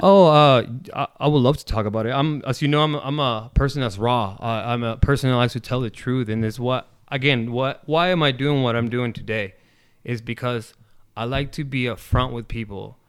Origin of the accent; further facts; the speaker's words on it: Necochea, Buenos Aires Province, Argentina; now in Omaha, United States; I am from Necochea, um, born and raised. I came here, um, in nineteen ninety-nine